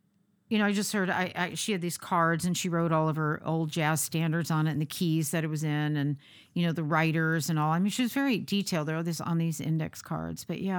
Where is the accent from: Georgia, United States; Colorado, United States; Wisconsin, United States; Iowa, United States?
Georgia, United States; also born or lived in Marin County, California / upstate New York / Minnesota; I was born in Northern California in Marin County. And we moved around a lot when I was a kid. Went to about five or six different elementary schools and upstate New York and Minnesota, back to upstate New York and settled in Georgia